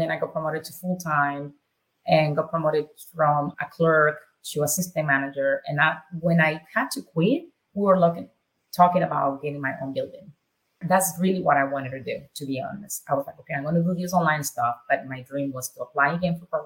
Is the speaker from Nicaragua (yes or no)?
yes; Nicaragua; English is a second language; moved away as an adult; now in United States; Born and raised in Nicaragua